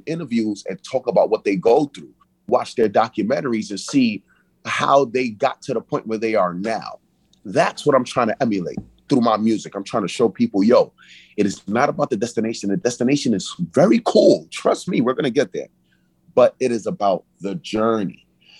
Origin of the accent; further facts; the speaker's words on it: Brooklyn, New York, United States; It's a separation, I feel, because it's like I'm from Brooklyn, but then they say a prophet gets no honor in his own country.